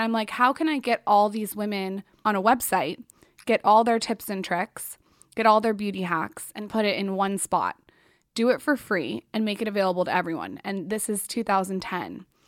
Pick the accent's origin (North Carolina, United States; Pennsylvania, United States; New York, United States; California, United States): California, United States; San Diego; I grew up in San Diego